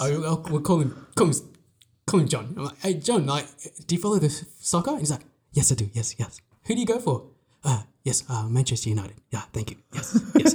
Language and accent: English; Australia; we're from Australia